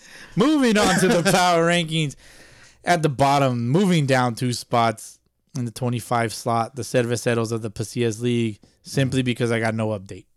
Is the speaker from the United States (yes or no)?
yes; Los Angeles, California, United States; also born or lived in Rialto, California; I was born in Pacoima.